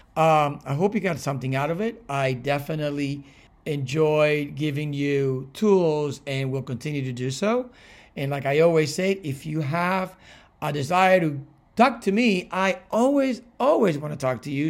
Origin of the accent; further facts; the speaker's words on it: Cuba; moved away; also born or lived in Miami, United States; I was born in Cuba and raised between Cuba and Miami